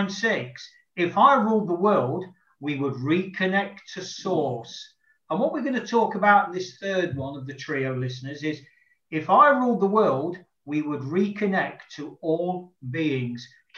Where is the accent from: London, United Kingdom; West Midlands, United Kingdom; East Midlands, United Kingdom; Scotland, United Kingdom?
East Midlands, United Kingdom; Nottingham; my hometown of Nottingham in the United Kingdom.